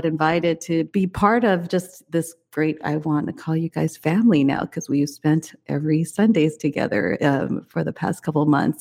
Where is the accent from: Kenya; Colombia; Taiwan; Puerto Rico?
Taiwan; moved away; also born or lived in China; I was born in Taiwan, but I spent much of my career in China